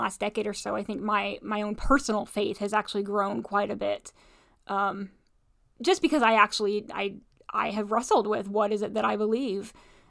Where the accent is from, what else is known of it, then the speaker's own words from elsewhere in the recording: Midwest, United States; So, you know, grew up in Bible Belt, and you know, faith has always been important to me.